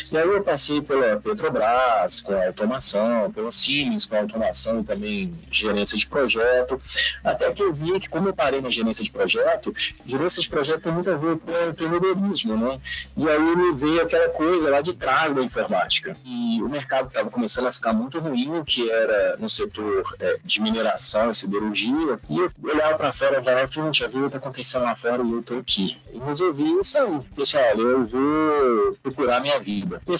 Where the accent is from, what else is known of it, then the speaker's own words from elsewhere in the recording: Belo Horizonte, Minas Gerais, Brazil; Nasci e cresci em Belo Horizonte, Minas Gerais.